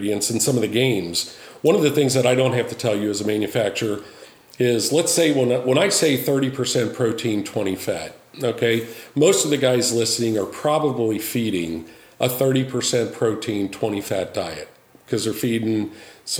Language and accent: English; Midwest, United States; I'm from the Midwest